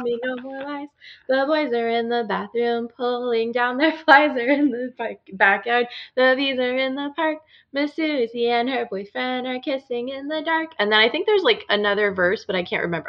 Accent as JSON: {"language": "English", "region": "Illinois", "country": "United States", "tie": "born or raised there", "said": "I grew up in Illinois"}